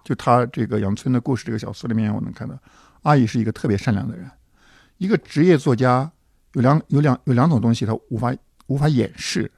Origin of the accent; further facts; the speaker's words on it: Hanzhong, Shaanxi, China; moved away; 我们老家的汉中